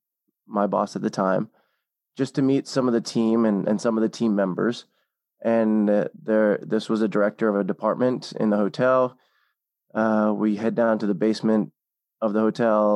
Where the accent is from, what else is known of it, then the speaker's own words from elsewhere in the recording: Seattle, Washington, United States; moved away as an adult; also born or lived in Hawaii; I'm from the Seattle area originally